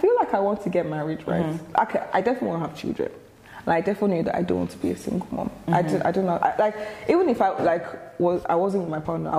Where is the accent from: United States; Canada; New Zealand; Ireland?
Ireland; also born or lived in Nigeria; No, actually, so I'm from Ireland as well. So like, mm-hmm. I used to move around with my mum. And then like, I was in Nigeria for a bit.